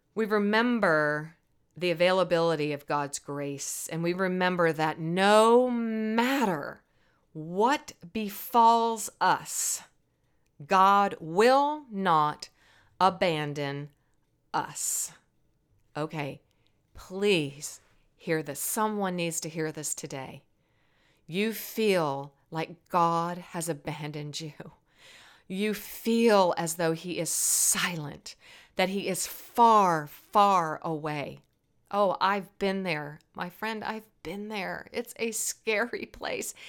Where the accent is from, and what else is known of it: Virginia, United States; born or raised there